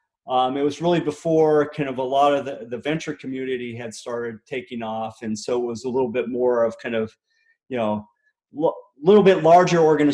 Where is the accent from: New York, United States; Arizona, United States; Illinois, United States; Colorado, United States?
Colorado, United States; Littleton; also born or lived in western Nebraska; we moved to a suburb of Denver called Littleton, and that's really where I grew up.